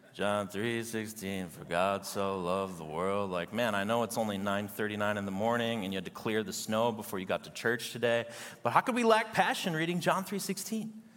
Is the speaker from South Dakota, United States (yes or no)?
no; Chicago, Illinois, United States; I'm from Chicago